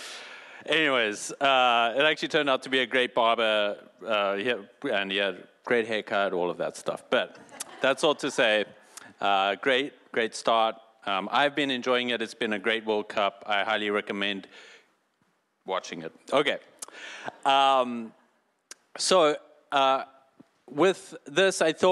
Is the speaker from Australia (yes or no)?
no; South Africa; moved away; I'm from South Africa